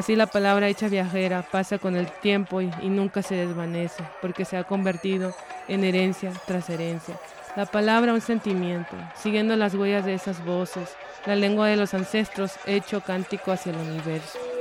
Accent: Punta Chueca, Sonora, Mexico; yo vengo del estado de Sonora, una comunidad que se llama Punta Chueca, del territorio Comcac, mejor conocido como Seri

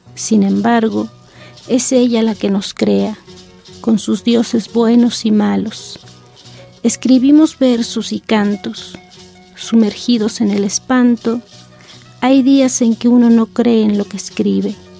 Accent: San Juan Chamula, Chiapas, Mexico; de mi pueblo

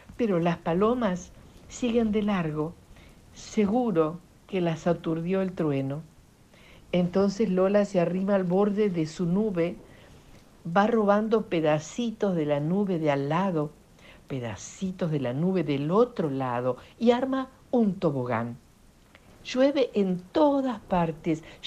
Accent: Italy; now in Argentina; nací en Italia.

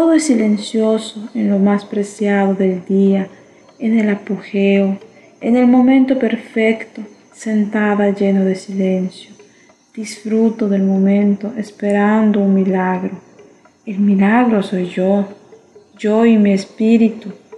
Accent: Chapab, Yucatán, Mexico; Soy del municipio de Chepap, del estado de Yucatán

